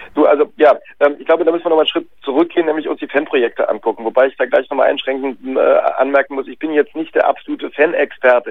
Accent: Cologne, North Rhine-Westphalia, Germany; Ich bin selber gebürtiger Kölner

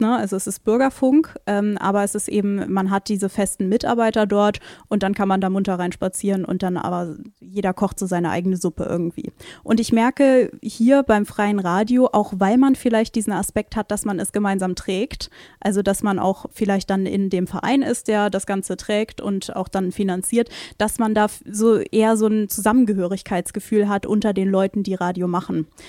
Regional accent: Lübeck, Schleswig-Holstein, Germany; now in Rostock, Germany; ich komme ja jetzt gebürtig aus Schleswig-Holstein

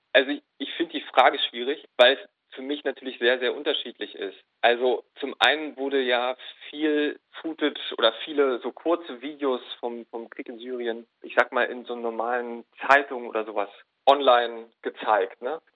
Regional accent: Germany; ich bin Deutscher.

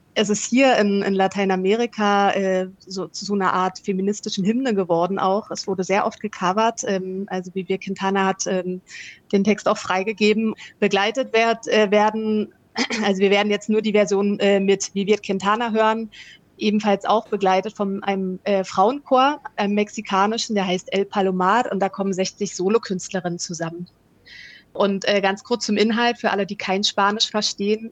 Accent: Potsdam, Brandenburg, Germany; moved away as an adult; now in Valparaíso, Chile; ich bin äh, auch in Potsdam aufgewachsen

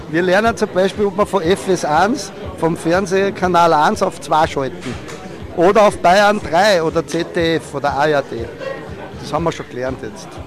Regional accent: Altenmarkt im Pongau, Salzburg, Austria; wo ich aufgewachsen bin, in den Berg, Altenmarkt im Bangau, Zachensee, also dieses riesen Skigebiet

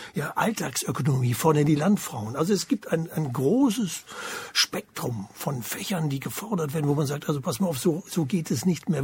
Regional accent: eastern Germany, Germany; bei uns im Osten, wir im Osten

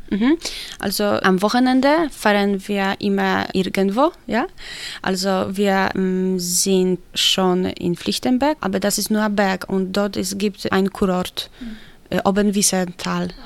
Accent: Poland; German is a second language; moved away as an adult; also born or lived in Wrocław; now in Chemnitz, Germany; ich komme aus Polen.

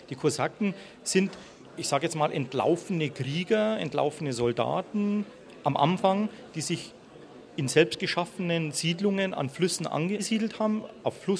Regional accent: Munich, Bavaria, Germany; mein Vater war Ukrainer, ich bin in München geboren, aber mein Vater war Ukrainer.

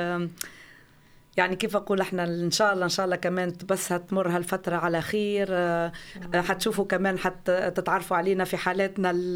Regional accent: Tunisia; now in Flensburg, Germany; انا يعني كتونسيه

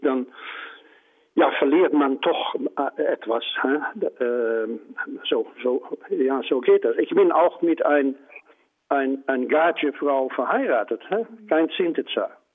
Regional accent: Netherlands; German is a second language; ich bin auch äh, Niederländer, Holländer

